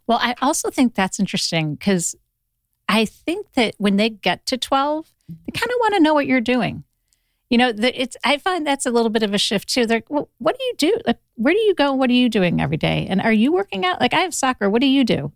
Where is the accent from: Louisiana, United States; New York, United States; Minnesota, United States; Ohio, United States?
Ohio, United States; now in Los Angeles, United States; I'm from Ohio originally